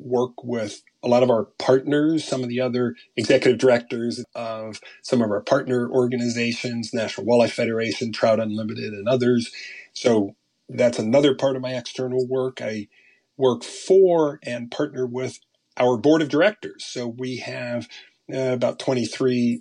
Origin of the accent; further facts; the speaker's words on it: Arlington, Virginia, United States; I grew up outside of Washington, D.C. in Arlington, Virginia